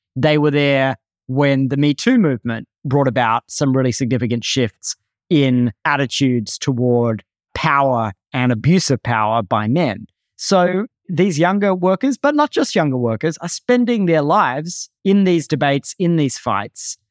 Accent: Australia; moved away as an adult; now in United States; I grew up in Australia, moved to the U S as a young adult

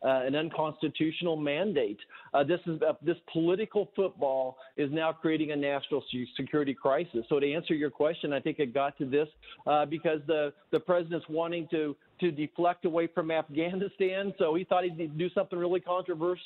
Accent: Kansas, United States; I'm from Kansas

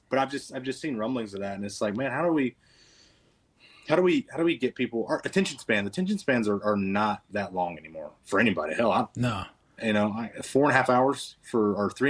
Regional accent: Kannapolis, North Carolina, United States; I grew up around Kannapolis

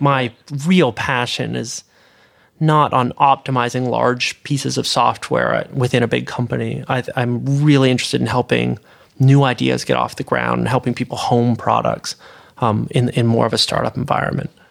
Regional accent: Canada; moved away as an adult; now in California, United States; I'm a Canadian citizen.

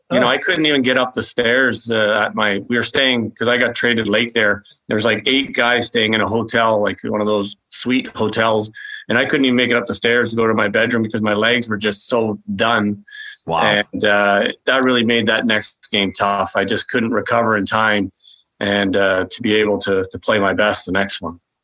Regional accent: Toronto, Ontario, Canada; moved away; also born or lived in Quebec City; I was from Toronto

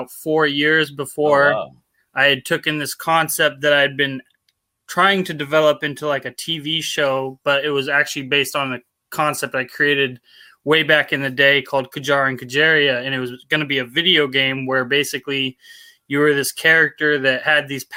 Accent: Portland, Oregon, United States; From Portland, Oregon. Kind of born and raised here.

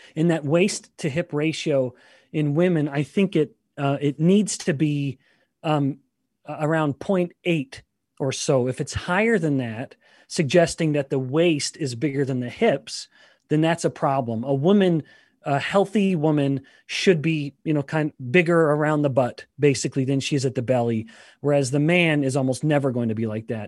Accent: Canada; I am Canadian

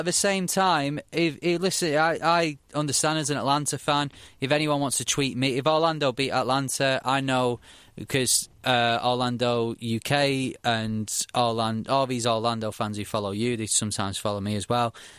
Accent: Manchester, North West England, United Kingdom; I come from Manchester

